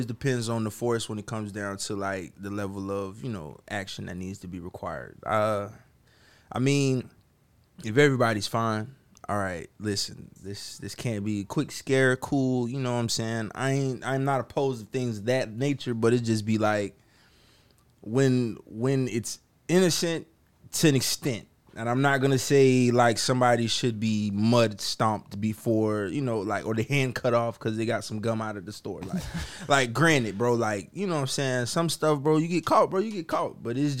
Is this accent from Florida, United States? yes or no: yes; Florida, United States; Because I'm from Florida, bro.